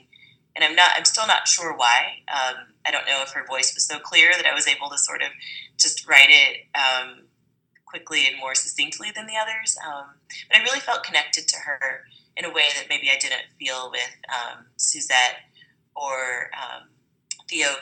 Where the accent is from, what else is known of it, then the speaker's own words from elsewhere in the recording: Springfield, Missouri, United States; moved away as an adult; now in Los Angeles, United States; I grew up in Springfield, Missouri. It's a very white town. It's diversified a little bit since I left in the early 2000s